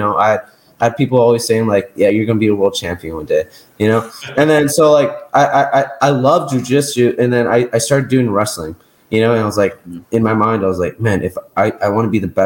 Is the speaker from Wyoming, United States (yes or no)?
no; Las Vegas, Nevada, United States; I just ended up at a really high level gym growing up in Las Vegas